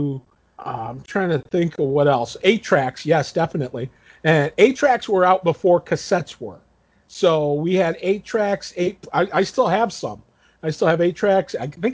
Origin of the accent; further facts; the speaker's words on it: Toledo, Ohio, United States; we grew up in Toledo